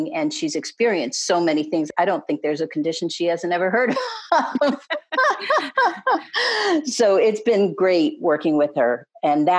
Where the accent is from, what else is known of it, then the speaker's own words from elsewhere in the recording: New England, United States; moved away as an adult; now in Annapolis, United States; I'm originally from New England, but I've lived in Annapolis, Maryland for the last 19 years.